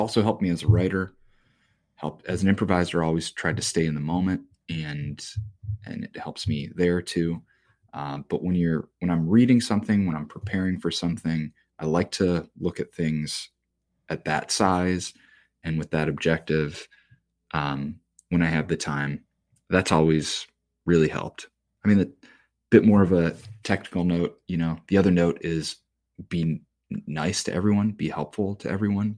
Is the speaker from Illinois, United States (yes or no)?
yes; Joliet, Illinois, United States; I grew up in Joliet, Illinois